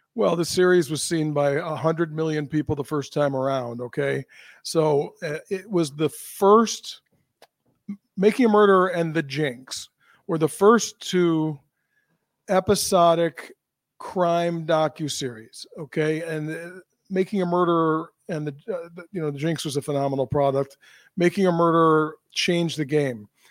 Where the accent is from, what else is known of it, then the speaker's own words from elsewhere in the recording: United States; as an American